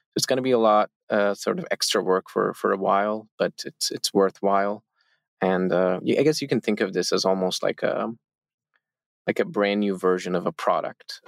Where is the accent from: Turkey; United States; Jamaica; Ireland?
Turkey; we, all four founders of Zeppelin, we are all from Turkey.